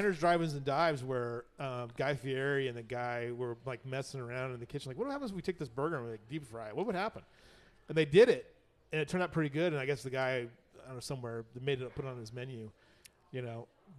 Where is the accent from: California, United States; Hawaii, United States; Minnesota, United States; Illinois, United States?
California, United States; Southern; now in Kerrville, United States; I'm from Southern California. I grew up there.